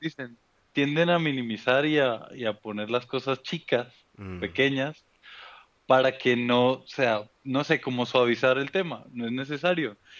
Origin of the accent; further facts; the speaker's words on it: Bogotá, Colombia; accent: rolo; also born or lived in Cali; now in Mexico; nací en Cali, mi familia es, es de esa zona, del Valle del Cauca en Colombia. Yo crezco en Bogotá, mis papás se mudan a Bogotá y yo crezco ahí